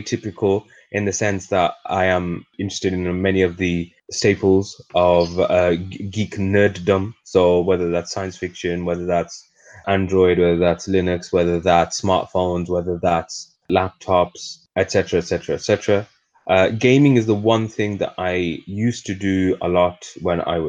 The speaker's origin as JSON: {"language": "English", "country": "United Kingdom", "said": "I am what I would like to call myself, the atypical British person in general. I have a myriad of backgrounds"}